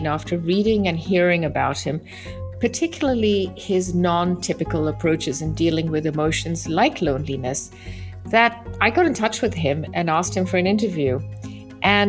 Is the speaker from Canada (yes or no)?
no; London, United Kingdom; growing up in London